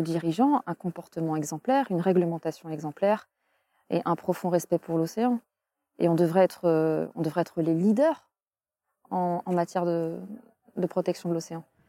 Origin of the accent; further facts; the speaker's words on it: France; En tant que Français